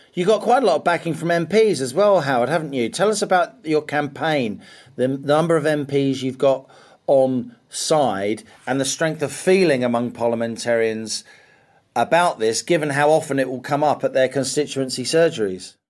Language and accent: English; Middlesex, London, United Kingdom; I grew up in Middlesex, very unfashionable London suburb.